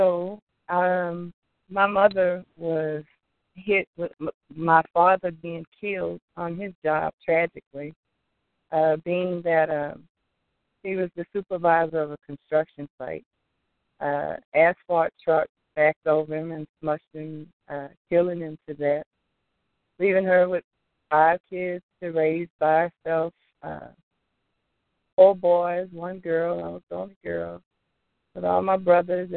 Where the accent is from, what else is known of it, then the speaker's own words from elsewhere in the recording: Opelousas, Louisiana, United States; moved away; my hometown, Opelousas, Louisiana. I grew up